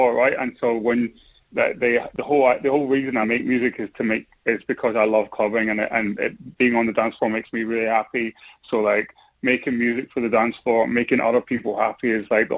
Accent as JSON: {"language": "English", "town": "Glasgow", "region": "Scotland", "country": "United Kingdom", "moved": "as an adult", "lives_now": "London, United Kingdom", "said": "I'm in London right now. I mean, I'm originally from Glasgow, but like I live in London. I've been in London for the past like 18 years"}